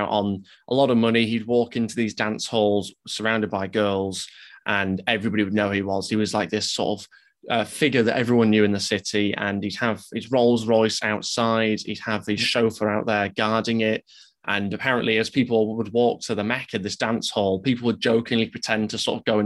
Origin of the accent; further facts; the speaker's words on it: Leeds, Yorkshire and the Humber, United Kingdom; we're obviously both from Leeds